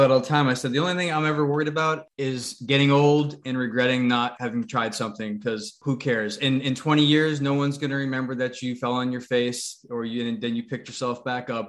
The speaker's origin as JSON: {"language": "English", "region": "New England", "country": "United States", "tie": "born or raised there", "said": "I grew up in New England area in, in the United States"}